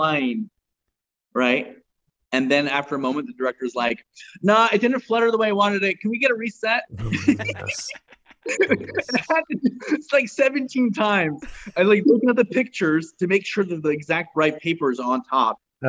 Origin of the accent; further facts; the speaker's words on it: Spokane, Washington, United States; moved away as an adult; also born or lived in Tacoma, Washington; now in Los Angeles, United States; I was born in Tacoma, grew up in Spokane